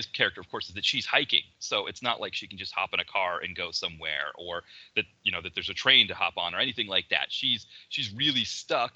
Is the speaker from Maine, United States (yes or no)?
yes; Maine, United States; me growing up in Maine